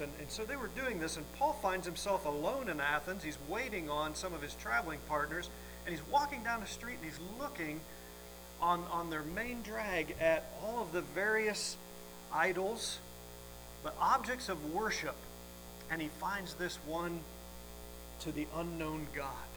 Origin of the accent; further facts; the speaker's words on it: Welsh, Wales, United Kingdom; I'm Welsh